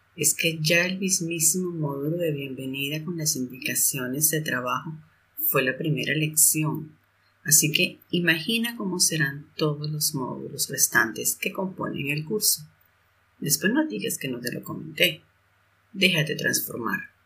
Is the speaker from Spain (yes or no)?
no; Mexico; moved away as an adult; also born or lived in Germany / Zurich, Switzerland; now in Switzerland; Y vivo actualmente cerca de Zurich, pero soy mexicana, eh, expatriada ya desde varios años en el mundo germano germanoparlante